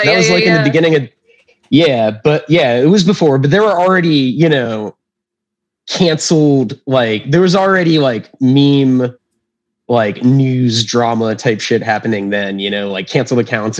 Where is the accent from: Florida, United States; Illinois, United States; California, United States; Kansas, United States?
Florida, United States; now in New York, United States; I am from Florida, if you couldn't tell already. And I live in New York